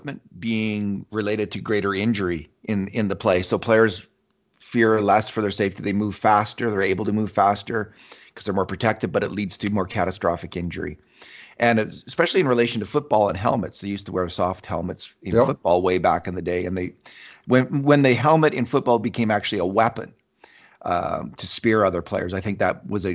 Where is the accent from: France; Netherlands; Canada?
Canada; a Canadian hockey chauvinist myself